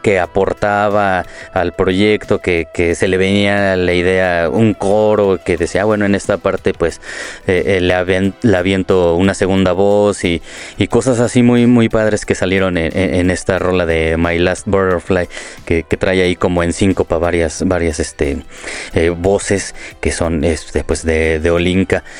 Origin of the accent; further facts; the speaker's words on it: Morelia, Michoacán, Mexico; moved away as an adult; now in Mexico City, Mexico; yo soy de Morelia, eh, tengo ya años viviendo